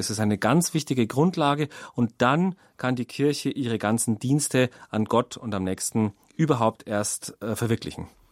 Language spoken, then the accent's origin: German; Germany; bei uns in Deutschland